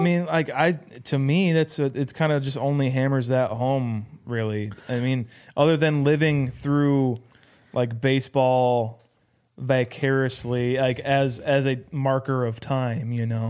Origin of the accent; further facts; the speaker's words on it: Iowa, United States; we are from Iowa